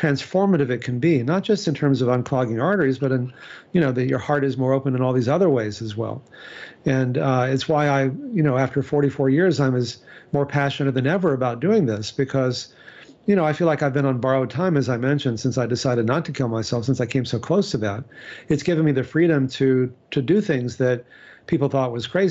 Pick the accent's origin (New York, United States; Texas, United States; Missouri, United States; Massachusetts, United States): Texas, United States; I grew up in Texas